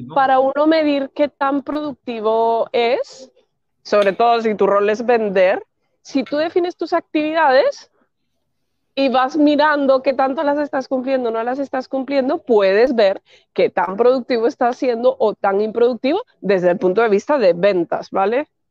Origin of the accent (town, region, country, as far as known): Spain; also born or lived in Madrid